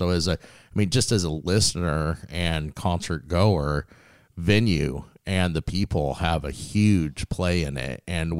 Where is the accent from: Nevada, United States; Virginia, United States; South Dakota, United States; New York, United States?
Nevada, United States; Las Vegas; moved away; We grew up in Las Vegas